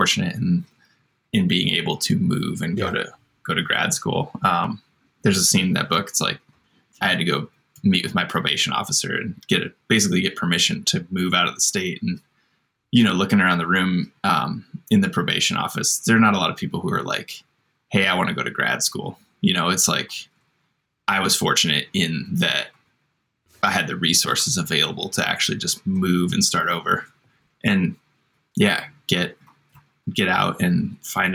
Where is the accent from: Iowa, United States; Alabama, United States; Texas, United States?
Iowa, United States; I grew up in Iowa, in a small town